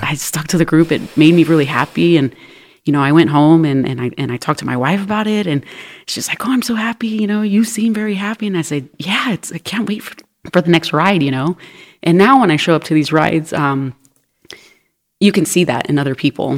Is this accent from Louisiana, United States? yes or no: no; Los Angeles, California, United States; now in Northwest Arkansas, United States; I'm originally from Los Angeles, California